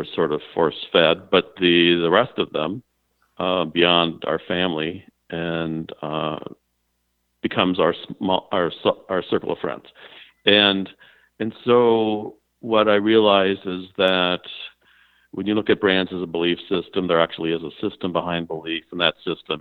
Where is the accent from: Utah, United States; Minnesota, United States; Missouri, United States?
Minnesota, United States; Minneapolis; moved away; also born or lived in Oceanside, California / New York City; I was born in Oceanside, California. And when I was about a year old, my parents wanted to bring me back to Minneapolis, St. Paul